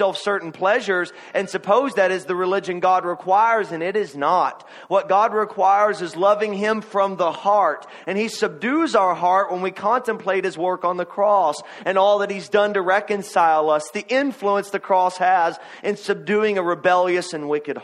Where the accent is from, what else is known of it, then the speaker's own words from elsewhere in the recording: Kentucky, United States; I am from Kentucky